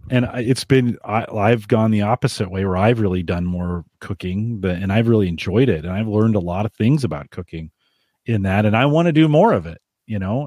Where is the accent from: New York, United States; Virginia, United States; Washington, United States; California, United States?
California, United States; I grew up in California